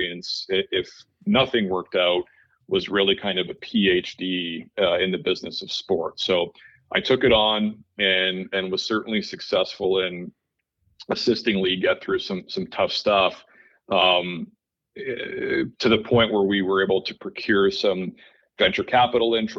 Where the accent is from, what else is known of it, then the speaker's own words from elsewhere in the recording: Toronto, Ontario, Canada; I grew up in Toronto, Canada, and, you know, really like most good Canadian boys, took to hockey right away.